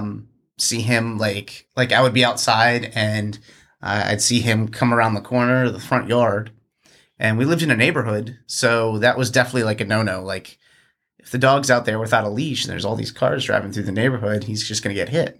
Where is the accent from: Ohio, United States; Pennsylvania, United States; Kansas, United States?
Pennsylvania, United States; outside Philadelphia; also born or lived in New Jersey; now in Richmond, United States; grew up outside of, uh, uh, Philadelphia in Pennsylvania